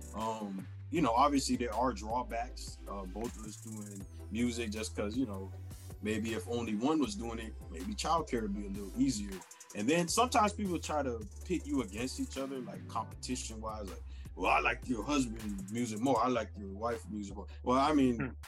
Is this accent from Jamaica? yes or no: yes; Jamaica; I am Jamaican.